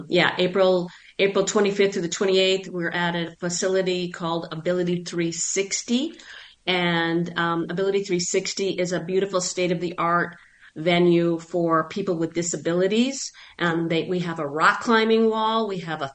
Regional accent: Buffalo, New York, United States; also born or lived in Long Island, New York; now in Phoenix, United States; I'm actually from Buffalo, New York, or I'm from Long Island and then Buffalo, and so once I left, which was over 40 years ago

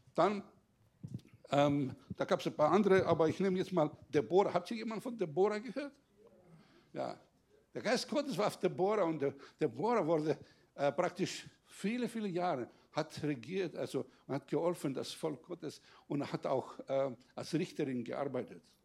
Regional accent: Greece; now in Germany; ich als Grieche, der jetzt einen deutschen Pass hat

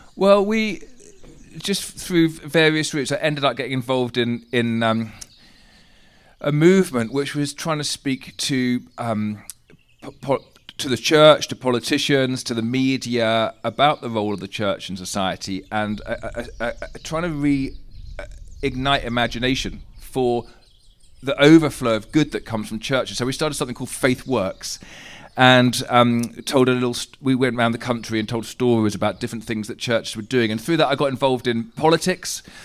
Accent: England, United Kingdom; we're English

